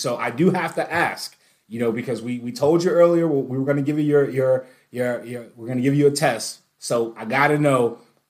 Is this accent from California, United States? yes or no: no; Jacksonville, Florida, United States; "You're from Jacksonville?" And I was like, "Absolutely."